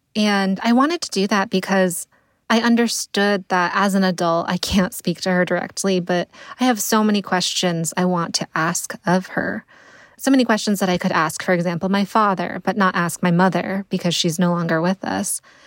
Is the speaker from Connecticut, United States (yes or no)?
yes; Connecticut, United States; I grew up in Connecticut